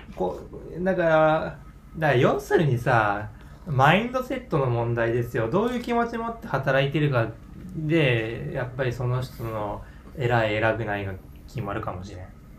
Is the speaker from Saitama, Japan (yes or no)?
no; Yamaguchi, Japan; 俺は山口県出身ってなんかバレちゃいそう